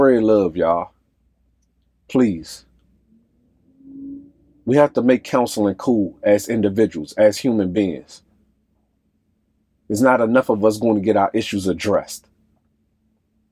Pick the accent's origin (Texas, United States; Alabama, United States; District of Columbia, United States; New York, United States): District of Columbia, United States; Washington; I'm from Southside, D.C. I love any and everything about where I came from. My friends, my loved ones, everybody that groomed me